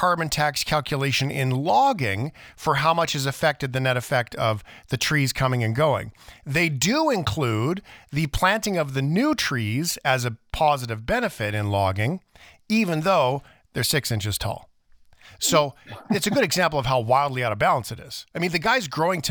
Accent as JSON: {"language": "English", "town": "Fort McMurray", "region": "Alberta", "country": "Canada", "tie": "born or raised there", "said": "I grew up by the ocean and then I grew up in Fort McMurray, went to high school"}